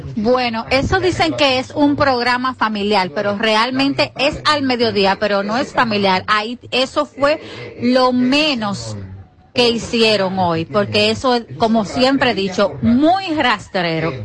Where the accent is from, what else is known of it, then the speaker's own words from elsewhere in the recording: Dominican Republic; now in Chile; yo soy dominicana